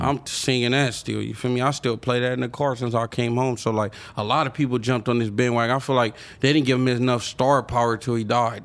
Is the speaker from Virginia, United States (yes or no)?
no; Long Beach, California, United States; I'm from Long Beach. I'm from a Crip City.